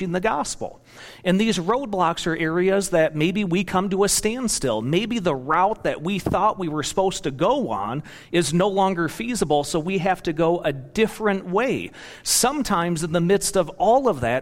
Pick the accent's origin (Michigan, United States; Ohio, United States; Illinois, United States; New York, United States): Michigan, United States; moved away as an adult; also born or lived in Kentucky / Indiana; now in Wisconsin, United States; I was born and raised in Michigan